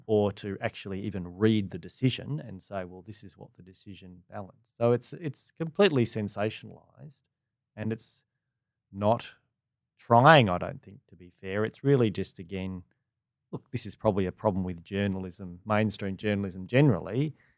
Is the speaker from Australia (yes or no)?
yes; Perth, Western Australia, Australia; moved away as an adult; now in Melbourne, Australia; me growing up in Perth